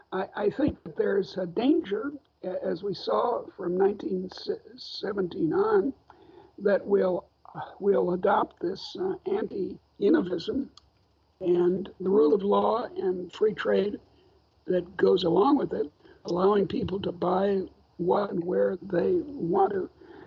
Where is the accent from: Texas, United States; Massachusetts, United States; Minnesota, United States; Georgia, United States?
Massachusetts, United States; Wakefield; the Carnegie Library in my hometown of Wakefield, Massachusetts